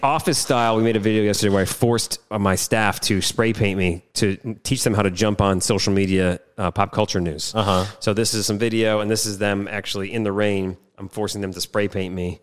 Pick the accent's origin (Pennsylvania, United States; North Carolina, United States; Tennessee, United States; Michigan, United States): Michigan, United States; I grew up in Michigan, which is no coast affiliate